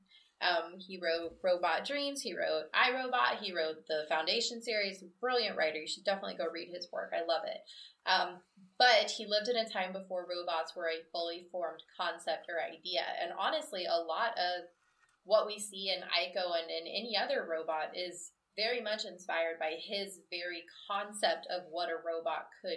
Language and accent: English; Midwest, United States; I'm from the Midwest, where you do get what's called a sun shower